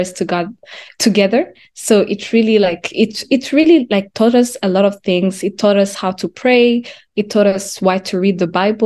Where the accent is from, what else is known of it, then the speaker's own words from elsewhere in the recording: Kigali, Rwanda; moved away as an adult; now in Canada; I was born and raised in Rwanda. I think I came here at 18. So I came in Canada at 18 years old